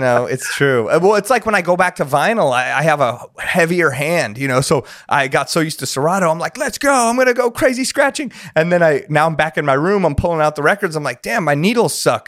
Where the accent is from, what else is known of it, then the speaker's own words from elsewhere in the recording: Los Angeles, California, United States; I grew up here